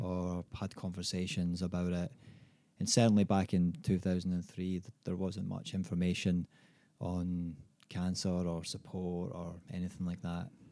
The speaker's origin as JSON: {"language": "English", "region": "Scotland", "country": "United Kingdom", "tie": "born or raised there", "moved": "yes", "lives_now": "Australia", "said": "growing up in Scotland"}